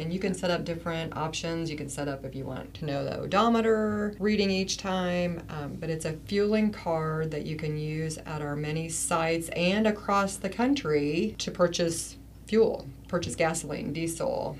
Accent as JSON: {"language": "English", "area": "Wabash County", "region": "Indiana", "country": "United States", "tie": "born or raised there", "said": "growing up in Wabash County and knowing the farmers"}